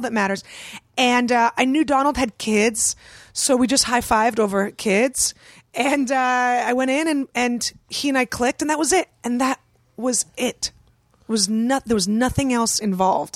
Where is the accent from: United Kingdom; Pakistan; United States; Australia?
United States; San Francisco, California; I grew up in San Francisco.